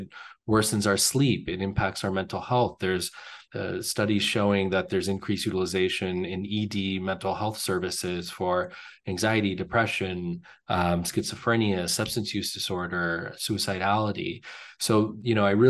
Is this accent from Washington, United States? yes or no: no; California, United States; moved away; I grew up in California